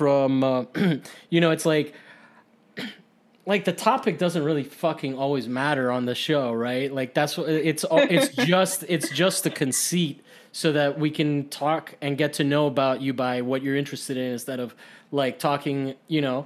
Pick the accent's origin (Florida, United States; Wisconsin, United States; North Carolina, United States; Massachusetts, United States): Florida, United States; Miami; also born or lived in Costa Rica; I'm from Miami